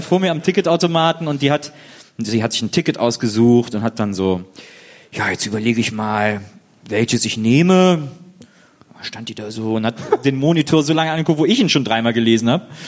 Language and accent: German; Wesseling, North Rhine-Westphalia, Germany; moved away; also born or lived in Cologne; ich bin ja in Wesseling aufgewachsen und früh habe ich in Köln gelebt